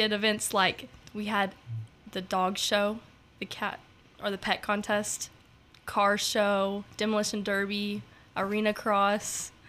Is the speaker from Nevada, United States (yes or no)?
no; Newburgh, Indiana, United States; I'm from Newburgh, Indiana, and I go to Castle High School. I'm a senior this year.